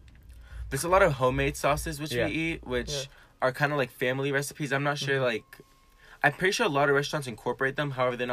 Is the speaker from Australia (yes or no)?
no; Syria; born there; I was born near Damascus. It's the capital of Syria.